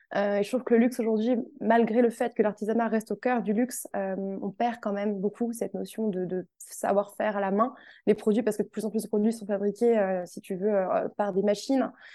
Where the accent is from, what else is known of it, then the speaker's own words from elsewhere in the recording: Tours, Centre-Val de Loire, France; moved away as an adult; now in Paris, France; J'habite actuellement sur Paris, mais je suis originaire de Tours à la base.